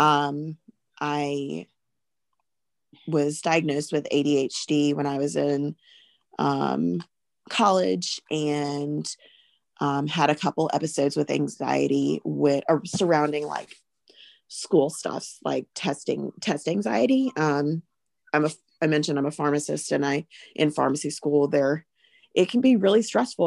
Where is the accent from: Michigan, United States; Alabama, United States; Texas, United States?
Alabama, United States; I am from Alabama.